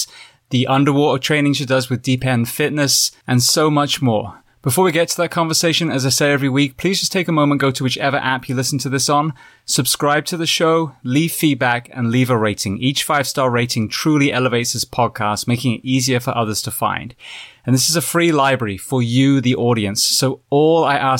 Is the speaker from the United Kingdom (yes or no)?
yes; England, United Kingdom; now in United States; I came from England